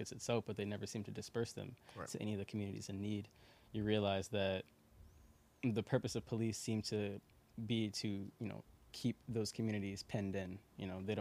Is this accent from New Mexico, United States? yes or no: no; Chicago, Illinois, United States; I'm from Marquette Park, so okay. Southwest Side